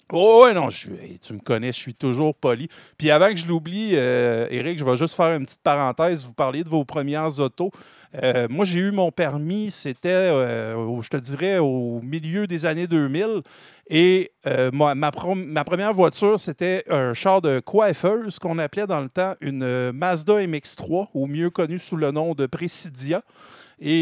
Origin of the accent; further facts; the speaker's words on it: Drummondville, Quebec, Canada; Moi, je viens de Drummondville.